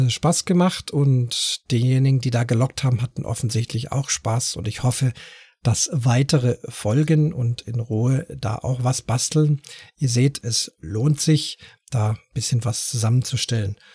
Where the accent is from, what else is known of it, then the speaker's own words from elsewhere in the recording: Munich, Bavaria, Germany; born there; Ich äh, komme ja selber, bin ja gebürtiger Münchner, auch wenn ich jetzt nicht so schön bayerisch sprechen kann wie Buttenchor